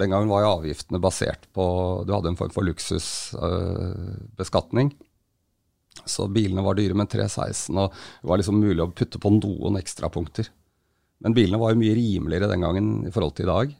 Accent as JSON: {"language": "Norwegian", "town": "Hønefoss", "region": "Buskerud", "country": "Norway", "tie": "born or raised there", "said": "Jeg vokste opp i Hønefoss, yngstemann av seks søsken"}